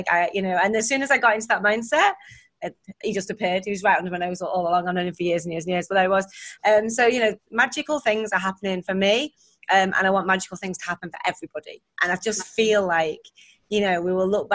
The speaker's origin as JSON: {"language": "English", "town": "Warrington", "region": "North West England", "country": "United Kingdom", "tie": "born or raised there", "said": "Warrington, it's my hometown, northern town"}